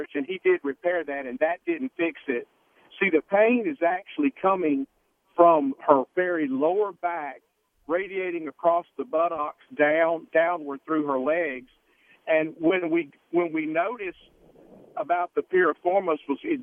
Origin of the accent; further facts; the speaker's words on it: Louisiana, United States; we're from Louisiana